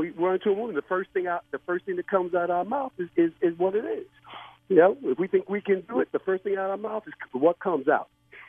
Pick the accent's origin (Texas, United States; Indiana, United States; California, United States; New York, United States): New York, United States; New York City; I'm from the South Bronx